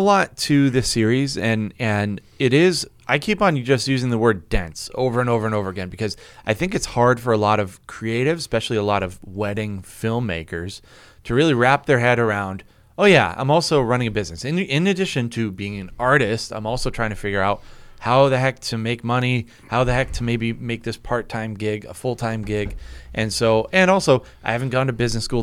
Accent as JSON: {"language": "English", "region": "New England", "country": "United States", "said": "We're from New England."}